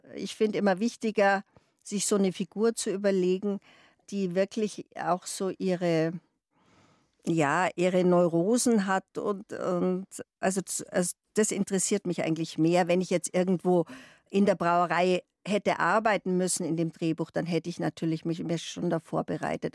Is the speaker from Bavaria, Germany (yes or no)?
yes; Munich, Bavaria, Germany; accent: Bavarian; Ich bin in Freimann aufgewachsen